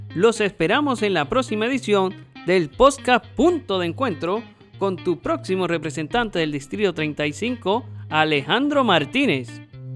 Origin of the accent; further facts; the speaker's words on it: Puerto Rico; nosotros los puertorriqueños